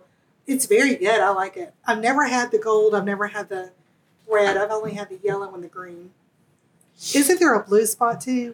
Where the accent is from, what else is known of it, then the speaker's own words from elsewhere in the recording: Western North Carolina, United States; accent: Southern; now in Savannah, United States; I'm from Western North Carolina, and my granddaddy used to run moonshine back in the day.